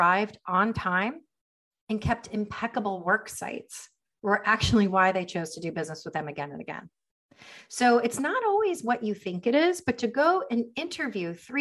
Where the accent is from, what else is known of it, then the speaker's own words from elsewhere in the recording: United States; also born or lived in Miami; We're an American family